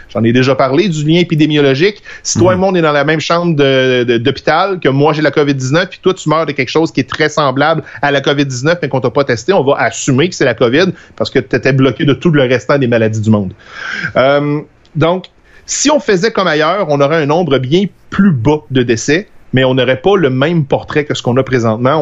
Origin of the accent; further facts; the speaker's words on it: Trois-Rivières, Quebec, Canada; moved away; also born or lived in Alma; je viens de Trois-Rivières, puis quand j'ai déménagé euh, à Alma